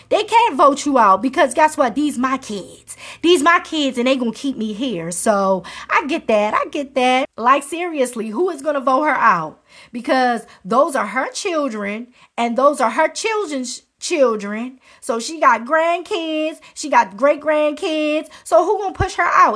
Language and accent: English; Maryland, United States; my home state of Maryland